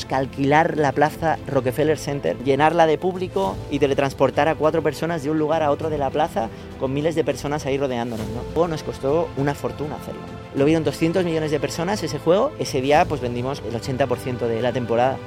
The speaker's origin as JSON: {"language": "Spanish", "town": "Badia del Vallès", "region": "Catalonia", "country": "Spain", "tie": "born or raised there", "said": "los que somos de allí"}